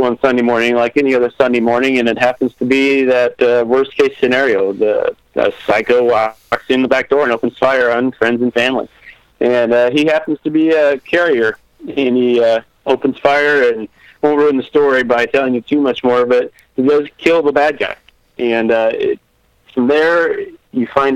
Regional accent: Midwest, United States; I grew up around guns in the Midwest.

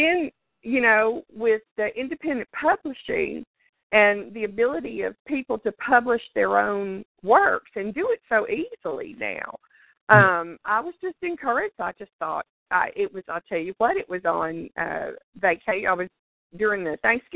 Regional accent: Louisiana, United States; accent: drawl; moved away as an adult; also born or lived in South Texas; now in Texas, United States; I was born and raised in Louisiana. I'm a Southern girl

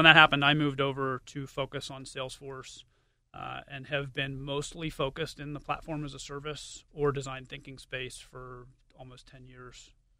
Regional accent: Pittsburgh, Pennsylvania, United States; I am, yeah. Born and raised in Pittsburgh, went to Pitt

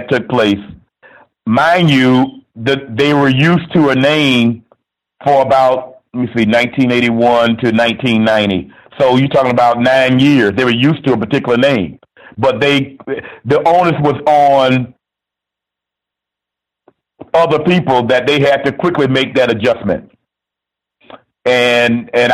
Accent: Miami, Florida, United States; I'm from Miami

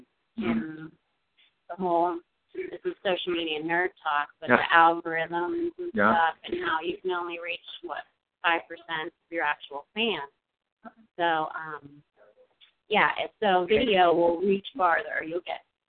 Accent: Pittsburgh, Pennsylvania, United States; also born or lived in New England; growing up in Pittsburgh, we were a little behind the times

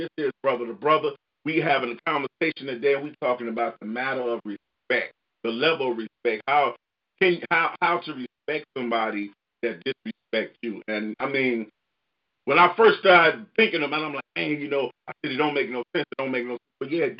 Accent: Chicago, Illinois, United States; I'm from Chicago. I'm from Inglewood.

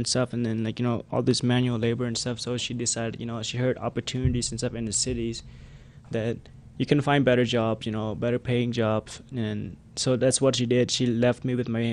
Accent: Cambodia; English is a second language; we are coming from the Khmer Rouge regime

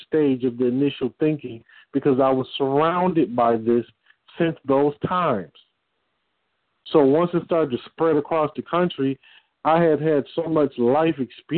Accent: Detroit, Michigan, United States; I'm from Detroit

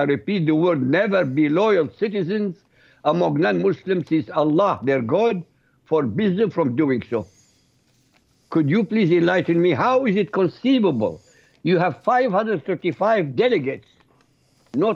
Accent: Baghdad, Baghdad Governorate, Iraq; first language Arabic; English is a second language; now in United States; Arabic being my mother tongue, from Baghdad, Iraq.

